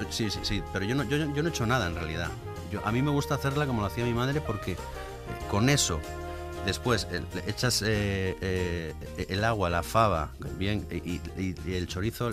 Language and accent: Spanish; Asturias, Spain; siendo asturiano y, siendo hijo de la mejor cocinera del mundo